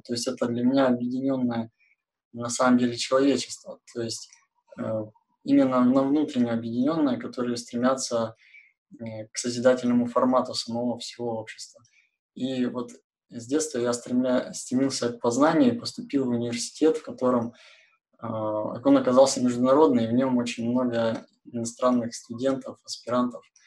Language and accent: Russian; Kurgan, Kurgan Oblast, Russia; now in Yekaterinburg, Russia; Я как бы из уральского города Кургана